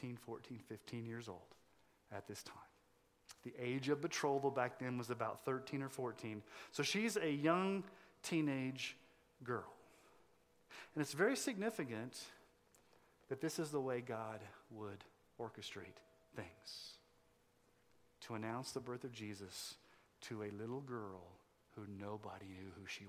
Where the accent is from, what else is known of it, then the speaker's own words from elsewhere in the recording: Sterling, Colorado, United States; I'm from Sterling, Colorado